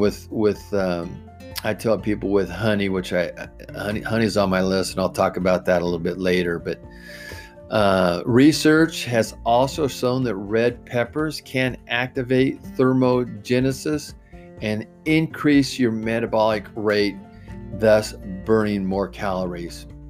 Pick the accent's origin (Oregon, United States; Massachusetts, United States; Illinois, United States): Oregon, United States; I'm, I'm from Oregon